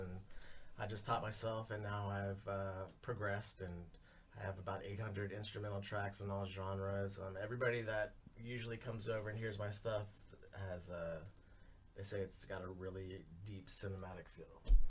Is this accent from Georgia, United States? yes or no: no; Dallas, Texas, United States; born there; I was born in Dallas.